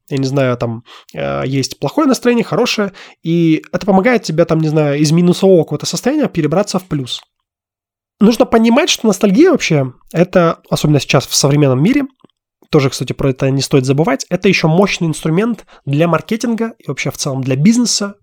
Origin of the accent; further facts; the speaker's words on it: Russia; moved away as an adult; now in Armenia; я все равно родился и вырос в России. И там моя родина